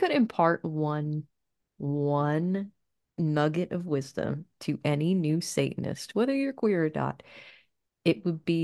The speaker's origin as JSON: {"language": "English", "country": "United States", "tie": "born or raised there", "said": "I grew up in America in the 90s"}